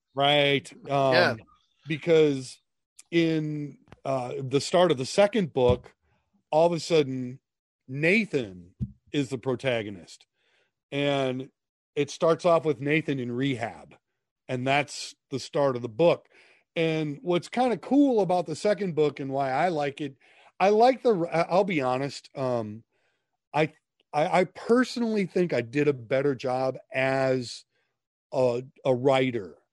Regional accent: Minnesota, United States; I grew up in Minnesota

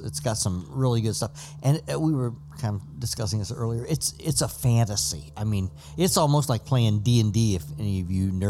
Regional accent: Ohio, United States; Come on, boy. I'm from Ohio.

